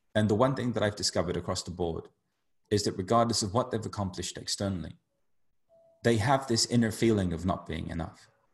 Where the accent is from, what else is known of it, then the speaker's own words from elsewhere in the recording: United Kingdom; somebody who grew up being Indian in the UK